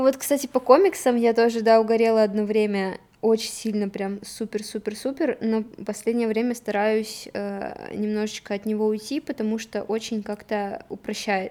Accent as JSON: {"language": "Russian", "town": "Nikel", "region": "Murmansk Oblast", "country": "Russia", "said": "В итоге мы переехали с Никеля, я сама из Никеля"}